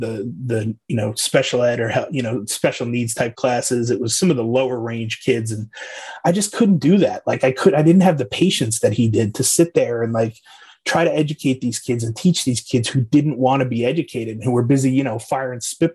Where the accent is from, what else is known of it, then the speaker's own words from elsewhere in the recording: Islip, New York, United States; moved away; also born or lived in North Carolina; I'm from Islip, New York, originally out on Long Island there. Moved around a bunch in between